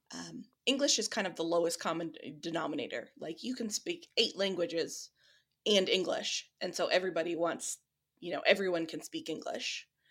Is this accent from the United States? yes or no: yes; Midwest, United States; also born or lived in Switzerland; I'm from the Midwest